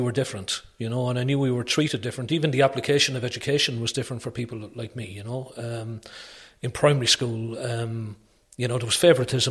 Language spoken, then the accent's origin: English; Wexford, Leinster, Ireland; also born or lived in Cardiff, Wales; I grew up in Wexford. I was born in Wales, Cardiff in Wales